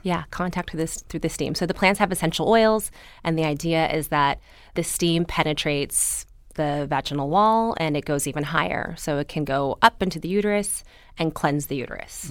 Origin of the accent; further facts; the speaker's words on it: Los Angeles, California, United States; also born or lived in Berkeley; I grew up here